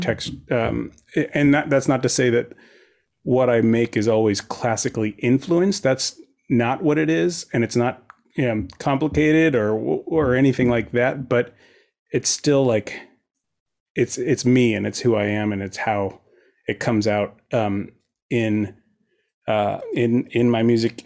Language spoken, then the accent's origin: English; Fair Oaks, California, United States; now in Santa Monica, United States; I was born and raised outside of Sacramento in a little suburb called Fair Oaks